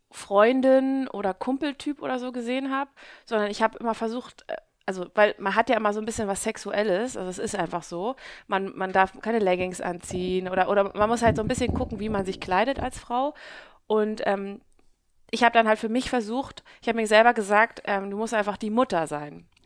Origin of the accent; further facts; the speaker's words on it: Hamburg, Germany; now in Southern Germany; Äh, ja, ich bin gebürtige Hamburgerin und ähm, bin schon mein ganzes, meine ganze Jugend und mein ganzes Erwachsenenalter hier in Hamburg gewesen